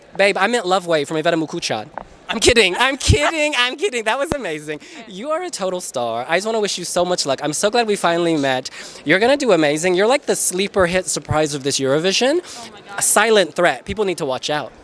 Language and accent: English; United States; I'm American